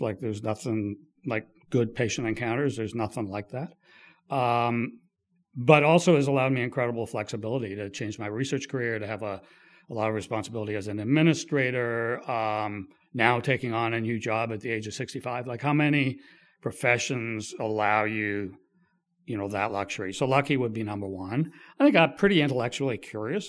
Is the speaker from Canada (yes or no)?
yes; Kingston, Ontario, Canada; also born or lived in Quebec City / Ottawa; I grew up in Kingston, on, Kingston and in Ottawa